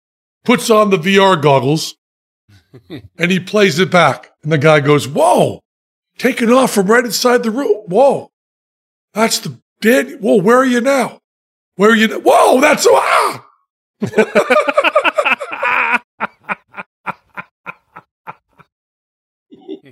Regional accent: United States; We're Americans

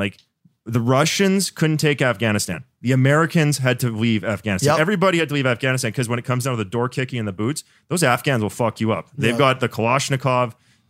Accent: Canada; But Canada, dude, I'm from Canada. We got just as many guns as you guys.

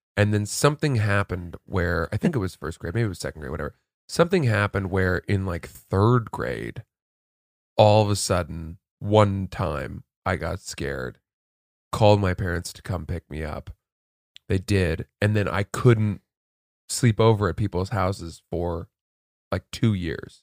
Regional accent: Maine, United States; growing up in Maine

